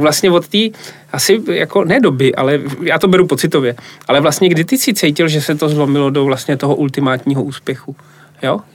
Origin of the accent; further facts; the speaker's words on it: Plzeň, Plzeň Region, Czechia; moved away; also born or lived in Brno / London; já jsem Plzeň